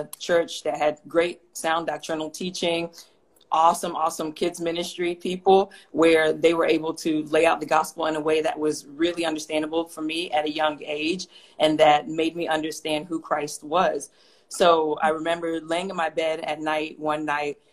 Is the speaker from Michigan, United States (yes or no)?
no; Atlanta, Georgia, United States; moved away as an adult; also born or lived in Houston, Texas; now in Phoenix, United States; I was originally born and raised in Atlanta, Georgia, spent most of my life there, and then I moved to Houston for law school